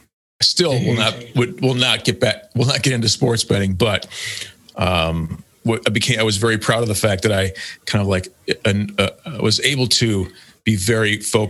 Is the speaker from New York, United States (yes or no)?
yes; Buffalo, New York, United States; moved away; also born or lived in Boston; I grew up in Buffalo